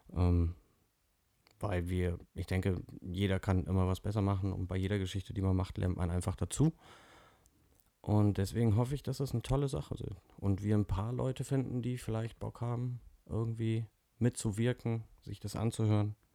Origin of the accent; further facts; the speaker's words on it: North Rhine-Westphalia, Germany; komme auch aus Nordrhein-Westfalen